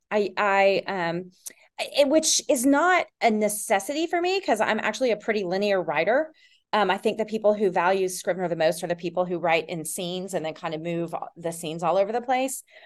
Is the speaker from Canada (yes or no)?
no; Tennessee, United States; also born or lived in Texas / Austin, Texas; now in Decatur, United States; I grew up in Tennessee and a li-, in Texas. I spent most of my summers in Texas and then moved to Texas